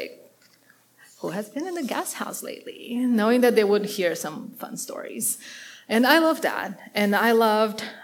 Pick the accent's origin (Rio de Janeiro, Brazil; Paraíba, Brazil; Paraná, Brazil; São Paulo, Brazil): Paraná, Brazil; Curitiba; English is a second language; moved away; I grew up in Brazil in South America, and in a big city. My city today has probably like 2.5 million people, and it's called Curitiba, it's in the south